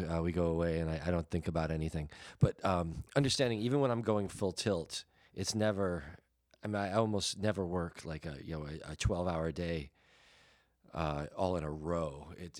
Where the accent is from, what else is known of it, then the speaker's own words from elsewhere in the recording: Quebec, Canada; Okay. Well, me neither, but I know we're from Quebec.